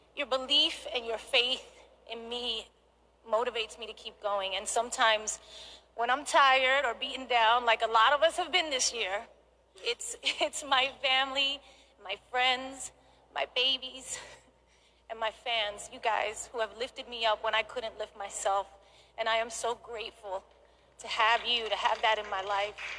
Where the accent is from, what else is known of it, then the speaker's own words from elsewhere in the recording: New York, United States; From being a little girl growing up in the Bronx in New York